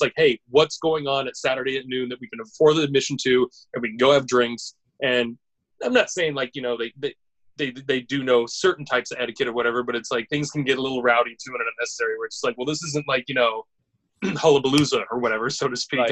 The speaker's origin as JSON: {"language": "English", "country": "United States", "said": "as an American"}